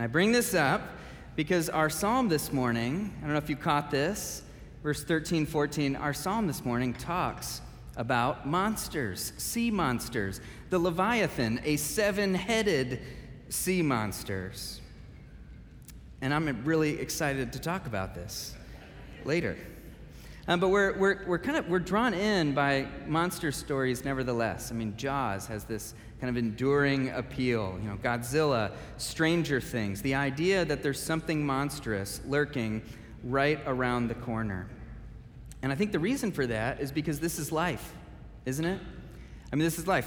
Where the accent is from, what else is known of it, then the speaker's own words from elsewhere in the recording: Michigan, United States; now in Wheaton, United States; I grew up in Michigan